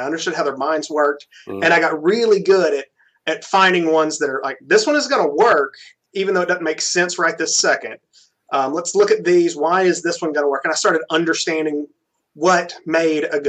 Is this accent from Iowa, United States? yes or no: no; Birmingham, Alabama, United States; also born or lived in Auburn, Alabama; I grew up in Birmingham